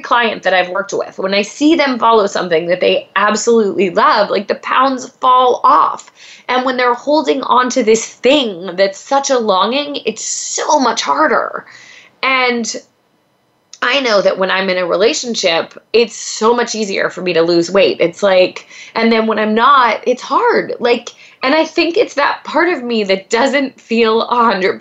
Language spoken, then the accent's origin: English; Pennsylvania, United States; now in Los Angeles, United States; I grew up in Pennsylvania